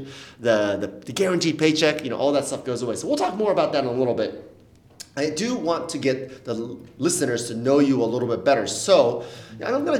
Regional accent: Fairfax, Virginia, United States; I grew up in Fairfax, Virginia, diehard Redskins fan

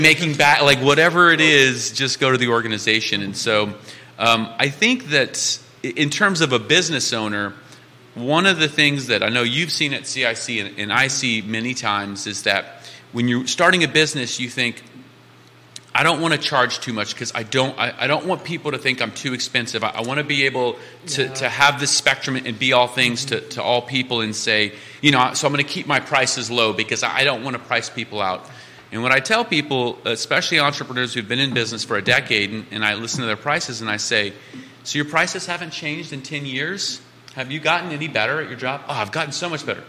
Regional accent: Cajun, Louisiana, United States; now in Charlottesville, United States; I'm a Cajun

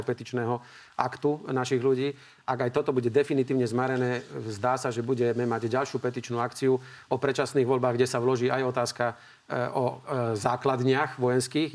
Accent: Slovakia; ja som Slovák

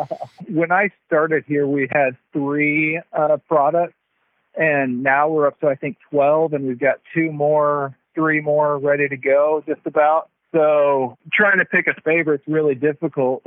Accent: Texas, United States; moved away as an adult; now in Eastern Oregon, United States; I'm actually from Texas. So uh, I'm a, a Texan, a little bit far away from home

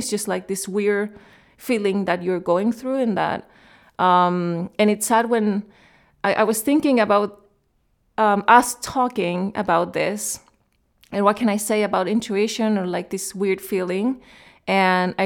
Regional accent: Chile; moved away as an adult; also born or lived in Germany / Cologne, Germany / Berlin, Germany / London, United Kingdom; now in United Kingdom; I grew up in Chile

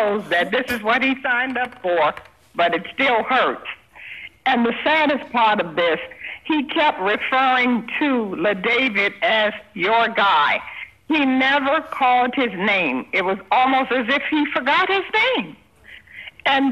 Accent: Miami, Florida, United States; I am from Miami

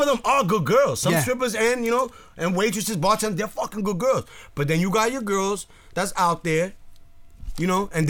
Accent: New York, United States; I'm a New Yorker

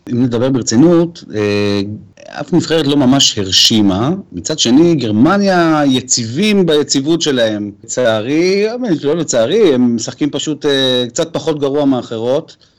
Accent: Israel; אנחנו כישראלים ויהודים

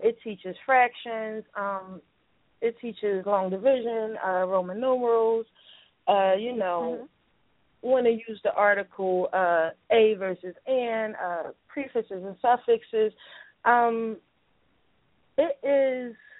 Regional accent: Philadelphia, Pennsylvania, United States; I'm from Philly

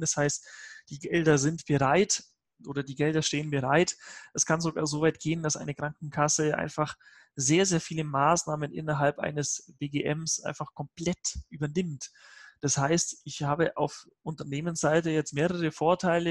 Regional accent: Allgäu, Bavaria, Germany; man hört mir das möglicherweise an. Ich komme ja aus Bayern, aus, aus dem beschaulichen Allgäu.

